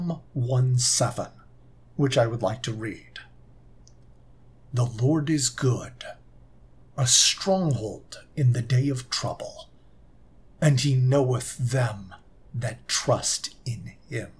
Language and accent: English; Southern California, United States; moved away; also born or lived in Utah; I'm originally from Southern California